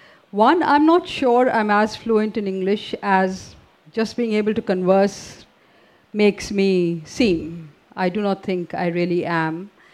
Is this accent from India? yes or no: yes; India; first language Hindi; English is a second language